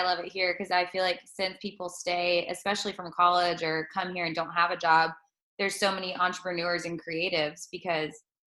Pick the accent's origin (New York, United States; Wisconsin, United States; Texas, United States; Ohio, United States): Texas, United States; moved away; I am from Texas as well.